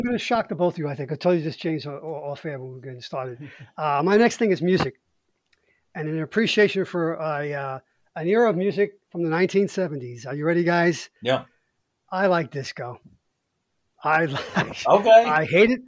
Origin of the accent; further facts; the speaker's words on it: New York City, New York, United States; accent: Brooklyn; I grew up in Brooklyn in the '60s, and I grew up with the sound of Motown